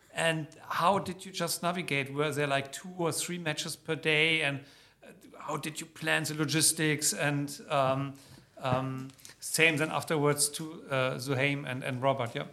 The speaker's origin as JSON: {"language": "English", "country": "Germany", "moved": "yes", "said": "my home country, Germany"}